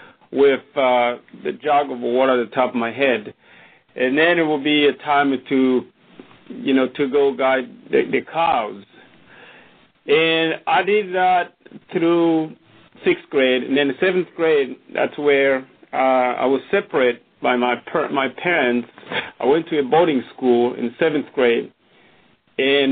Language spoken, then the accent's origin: English; Burundi; moved away; I was born in Burundi, in a small country